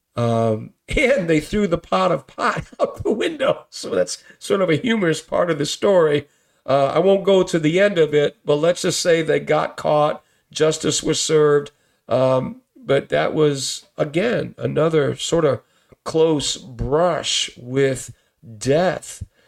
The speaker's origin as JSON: {"language": "English", "town": "Bridgeport", "region": "Connecticut", "country": "United States", "tie": "born or raised there", "said": "growing up in Bridgeport doing the thug life, the gang life"}